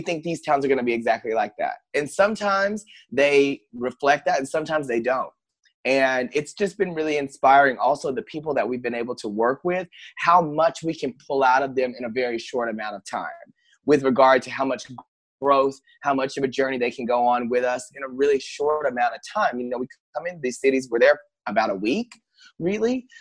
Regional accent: Paris, Texas, United States; now in Los Angeles, United States; I grew up in a small town. I'm originally from Paris, Texas

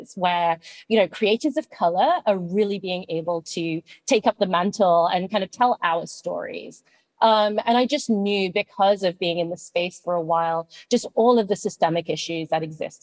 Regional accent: United Kingdom; moved away as an adult; now in United States; as you can tell from my accent, I grew up in the UK

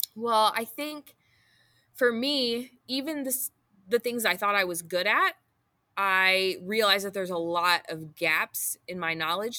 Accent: Booneville, United States; also born or lived in Chandler; then in Booneville, and I went to Booneville High School

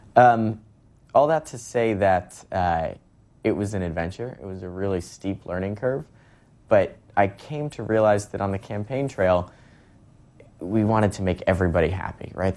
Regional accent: Westport, Connecticut, United States; my hometown of Westport

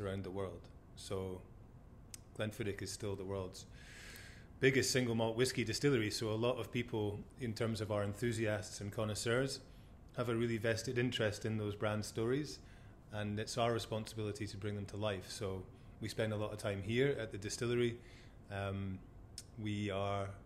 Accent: Forres, Scotland, United Kingdom; also born or lived in Glasgow / Melbourne, Australia; born and bred in Forres

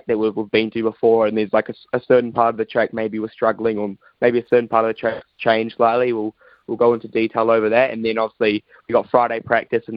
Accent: New Zealand; also born or lived in United Kingdom; being a Kiwi over there in the UK

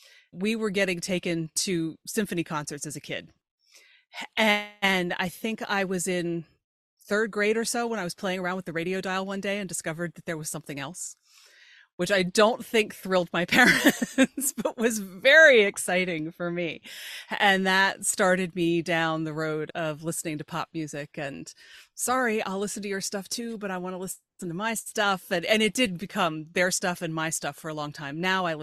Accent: York, Pennsylvania, United States; born or raised there

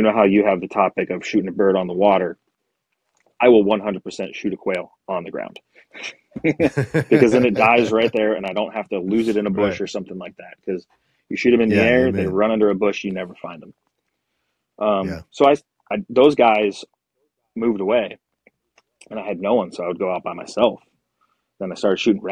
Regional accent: Pennsylvania, United States; now in Arizona, United States; I grew up in Pennsylvania

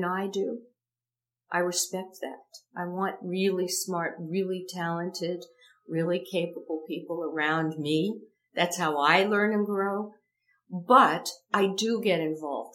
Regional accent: Ohio, United States; moved away as an adult; now in Los Angeles, United States; I'm a kid from Ohio

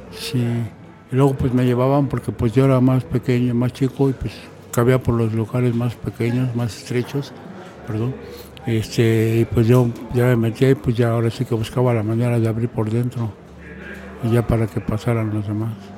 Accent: Mexico City, Mexico; yo que soy nativo de ahí

